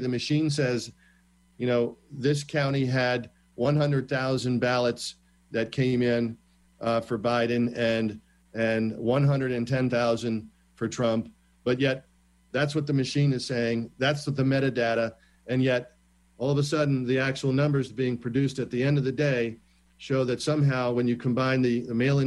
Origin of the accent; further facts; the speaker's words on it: Maryland, United States; My wife and I have, born and raised in the Maryland history here. We love our state